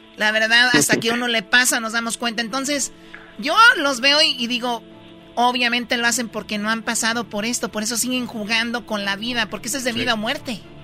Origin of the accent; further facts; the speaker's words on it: Tepatitlán, Jalisco, Mexico; yo soy de Tepatitlán